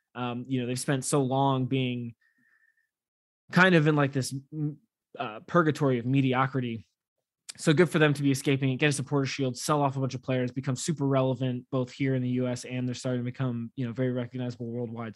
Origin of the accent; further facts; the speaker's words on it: United States; as an American